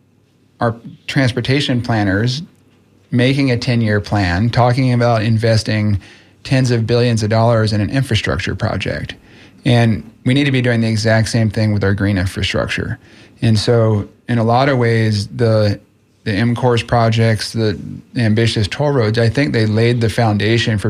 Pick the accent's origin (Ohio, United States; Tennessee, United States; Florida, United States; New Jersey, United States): Florida, United States; Clearwater; I grew up in Clearwater